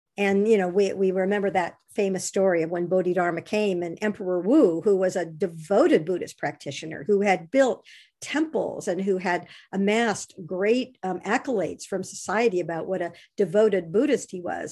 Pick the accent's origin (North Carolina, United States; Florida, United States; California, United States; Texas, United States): California, United States; Monterey Bay; I grew up on the Monterey Bay, and fog has been a part of my life ever since I was a little baby. And I continue to live on the Monterey Bay